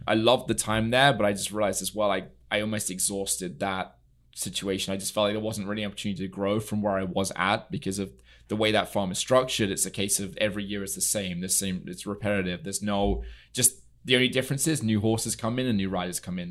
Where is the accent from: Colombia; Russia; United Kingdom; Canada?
United Kingdom; near Newmarket, East of England; moved away as an adult; also born or lived in Germany / Mexico / California; now in Palm Beach, United States; I'm originally from England. I grew up in the U K. I was there for the first twenty years of my life.